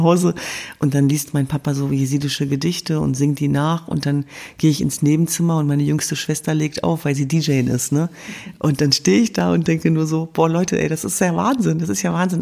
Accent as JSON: {"language": "German", "country": "Germany", "said": "in meiner Heimat Deutschland"}